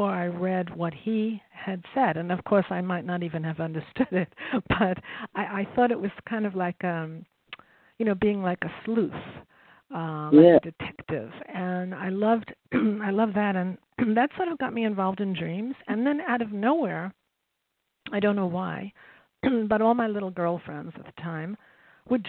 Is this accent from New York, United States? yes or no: yes; New York, United States; I grew up in New York